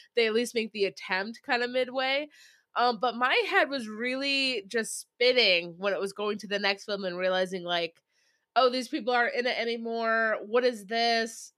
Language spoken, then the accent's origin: English; Syracuse, New York, United States; Syracuse, uh, which we appreciate as our hometown